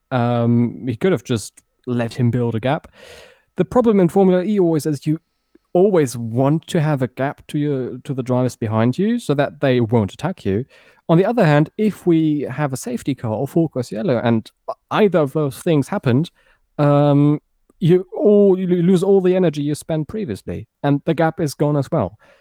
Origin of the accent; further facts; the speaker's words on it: Berlin, Germany; moved away as an adult; also born or lived in Frankfurt area, Germany; now in near Frankfurt, Germany; I grew up near Tempelhof. I went to, to school in the very same district